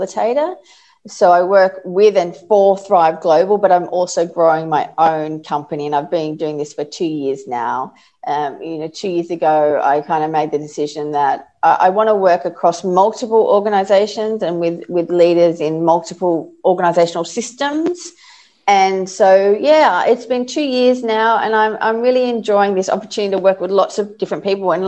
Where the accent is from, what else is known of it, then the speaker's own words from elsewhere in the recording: Sydney, New South Wales, Australia; moved away as an adult; now in Melbourne, Australia; I grew up in Sydney